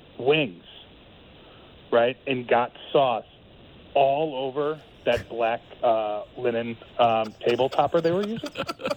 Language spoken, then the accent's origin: English; Chicago, Illinois, United States; now in Los Angeles, United States; I'm from Chicago.